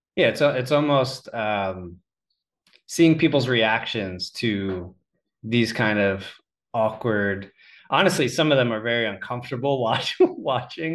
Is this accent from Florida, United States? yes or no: no; Pennsylvania, United States; being from Pennsylvania